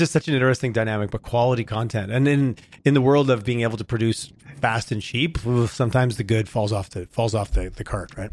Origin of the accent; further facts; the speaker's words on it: Montreal, Quebec, Canada; now in Calgary, Canada; I grew up in Quebec, so I like to take shots at Toronto when I can. I grew up in Montreal